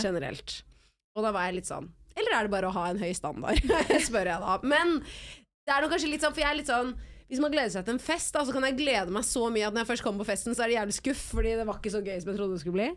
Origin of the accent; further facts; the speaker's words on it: Oslo, Norway; jeg har lyst til å bo der hvor jeg er, rundt der hvor jeg er oppvokst.